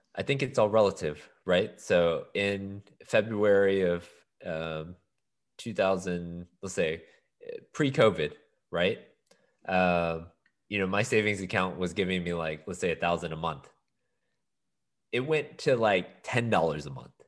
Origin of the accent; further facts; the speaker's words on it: Houston, Texas, United States; also born or lived in Austin; I was born and raised in Houston.